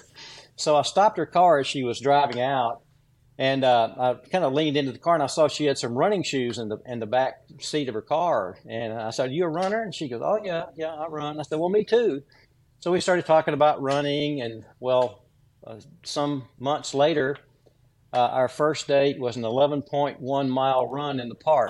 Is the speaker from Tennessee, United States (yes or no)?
yes; Williamson County, south of Franklin, Tennessee, United States; I grew up in uh, rural, rural Williamson County, uh, south of Franklin, Tennessee, on a farm